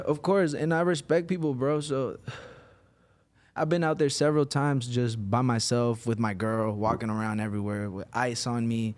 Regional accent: Virginia, United States; moved away as an adult; now in Los Angeles, United States; originally Virginia. I moved to L A in twenty eighteen.

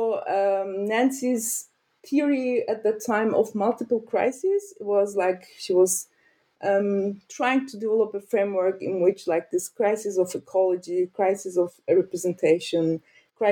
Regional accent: Turkey; moved away as an adult; also born or lived in Ankara, Turkey / Lancaster, United Kingdom; now in Berlin, Germany; I'm from Turkey, and I studied in Ankara

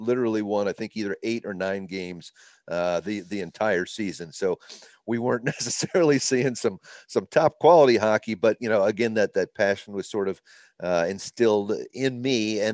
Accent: Virginia, United States; in the kind of the Washington, D.C. area, Northern Virginia, just outside of D.C. But both my parents born and raised in Boston.

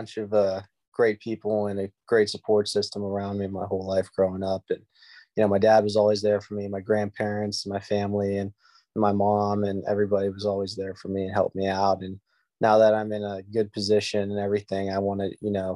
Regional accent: Latrobe, Pennsylvania, United States; Right now, I'm back in my hometown in Latrobe, Pennsylvania

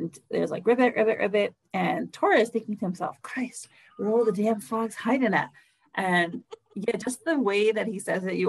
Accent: New York City, New York, United States; I am a city girl and I grew up in Brooklyn

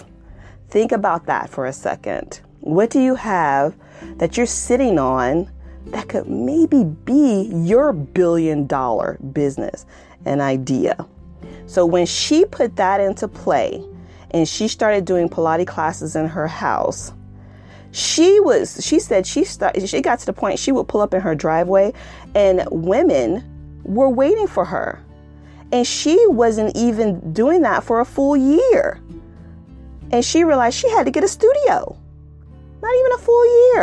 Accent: Florida, United States; Florida, my home state

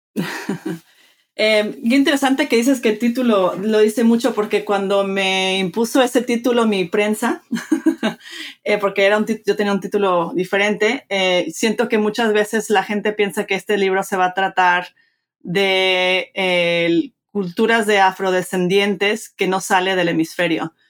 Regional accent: Mexico; moved away; soy, me crié en México, este, padre mexicano, de madre americana, crecí bilingüe, bicultural

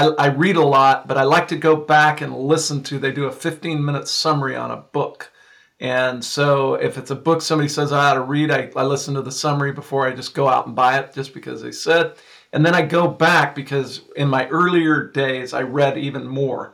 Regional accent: San Joaquin Valley, California, United States; also born or lived in Downey, California; my father and mother moved us here to the San Joaquin Valley where I live today

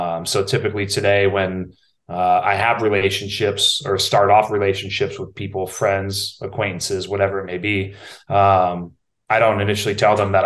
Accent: Napa, California, United States; I can remember from a young age going to the Safeway in Napa, right? I'm from Napa, California

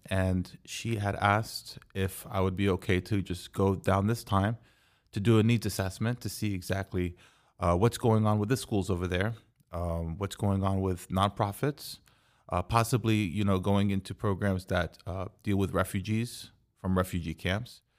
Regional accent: Texas, United States; Correct in but, Texas.

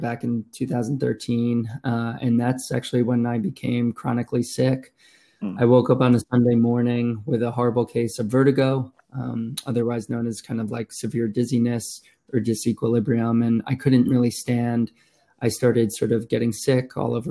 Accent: Westchester, New York, United States; also born or lived in Manhattan, New York; Originally from Westchester, New York.

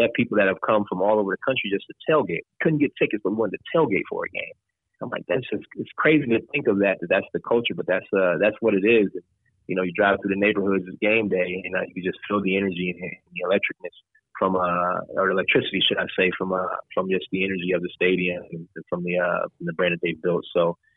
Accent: Racine, Wisconsin, United States; now in Green Bay, United States; I grew up in Wisconsin, so southeast Wisconsin, from a city called Racine, which is about 30 minutes south of Milwaukee

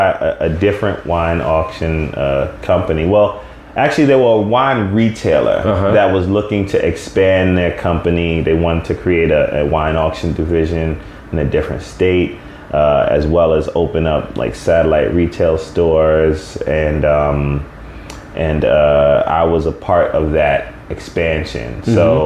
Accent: Jamaica; And I'm Jamaican, so.

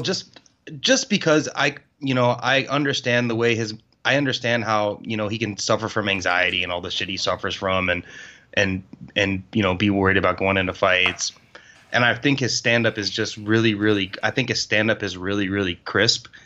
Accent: Florida, United States; I'm from Florida.

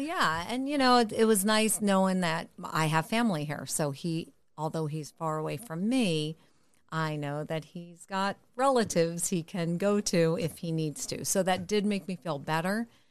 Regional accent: Connecticut, United States; now in California, United States; I moved to California, but I'm originally from Connecticut

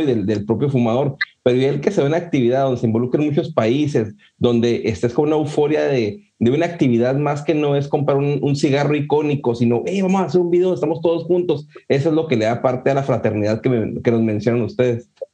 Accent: Ciudad Juárez, Chihuahua, Mexico; yo soy de Ciudad Juárez

